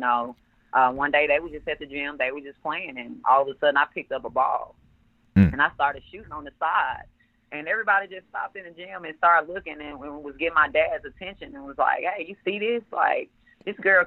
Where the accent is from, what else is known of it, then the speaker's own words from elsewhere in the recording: Memphis, Tennessee, United States; I'm from Memphis. I grew up in Orange Mound.